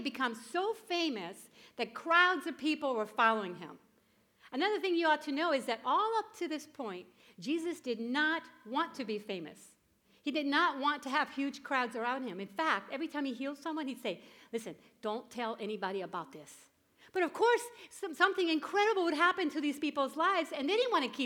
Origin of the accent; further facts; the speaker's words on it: Puerto Rico; moved away; I grew up in Puerto Rico.